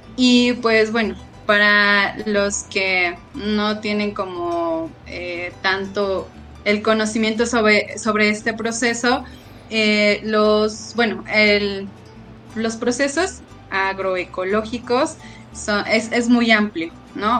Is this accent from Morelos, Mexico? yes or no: no; Mexico City, Mexico; yo soy de Tláhuac, Xochimilco